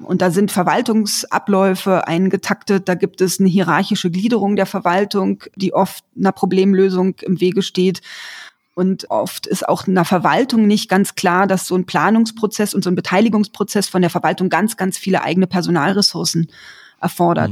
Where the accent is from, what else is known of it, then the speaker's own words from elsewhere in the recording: Berlin, Germany; Ich bin in Berlin aufgewachsen